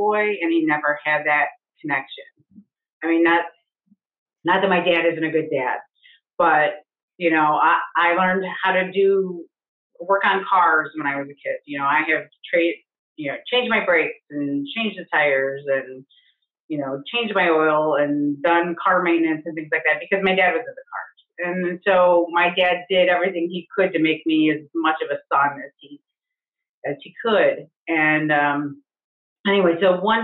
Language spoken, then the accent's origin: English; Ohio near Cleveland, United States; moved away as an adult; also born or lived in Alaska; now in Ohio, United States; I'm from Ohio near Cleveland.